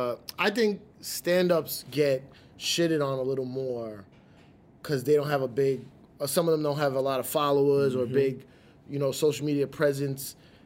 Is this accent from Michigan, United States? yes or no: no; New York City, New York, United States; also born or lived in Long Island; So I was from the Bronx